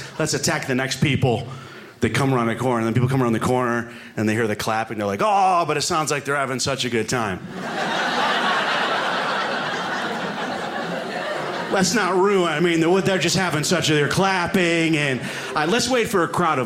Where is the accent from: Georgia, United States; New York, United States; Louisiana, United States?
New York, United States; moved away as an adult; now in Alaska, United States; So I live in Alaska now, but I am from New York originally